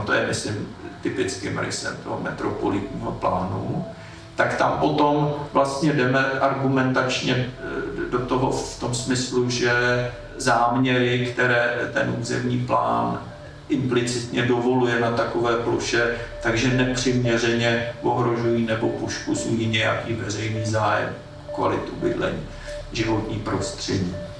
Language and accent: Czech; Prague, Czechia; jsem z Klánovic